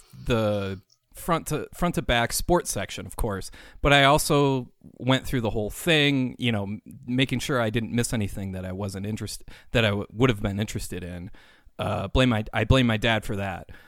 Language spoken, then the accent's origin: English; Saint Paul, Minnesota, United States; I am from Saint Paul, Minnesota